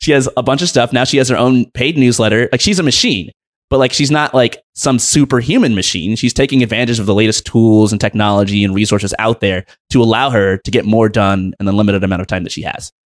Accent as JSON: {"language": "English", "country": "United States", "tie": "born or raised there", "said": "I was born in the United States of America."}